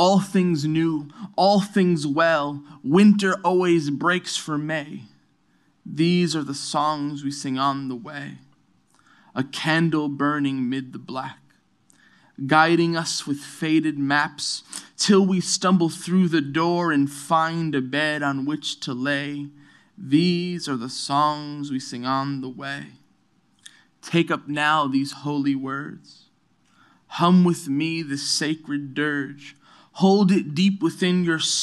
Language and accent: English; New York City, New York, United States; also born or lived in Brooklyn; I'm from New York City. I'm born and raised in New York City, born in Brooklyn, raised in Queens.